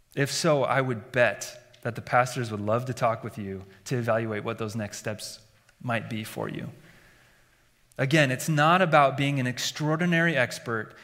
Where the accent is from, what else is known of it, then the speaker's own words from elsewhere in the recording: Iowa, United States; Growing up in Iowa, in a believing family, and in, in the church